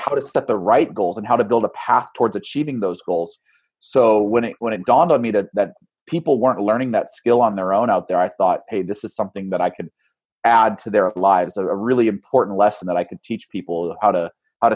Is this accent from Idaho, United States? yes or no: yes; Boise, Idaho, United States; now in Eugene, United States; I grew up in Boise